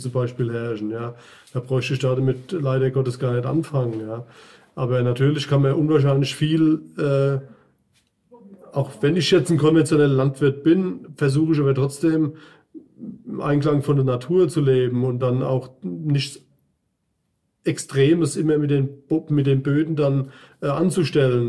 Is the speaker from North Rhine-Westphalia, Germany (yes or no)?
no; Lämmerspiel, Hesse, Germany; komme aus Lämmerspiel